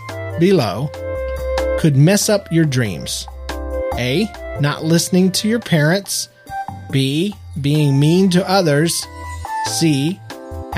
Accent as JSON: {"language": "English", "country": "United States", "tie": "born or raised there", "said": "we were born and raised in America, the land of the free."}